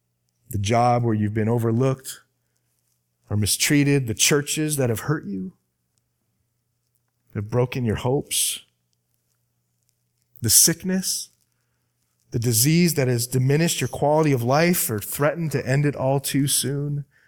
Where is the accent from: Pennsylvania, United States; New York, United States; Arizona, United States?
Arizona, United States; I'm from Arizona, and the pastor of this church is a dear friend of mine.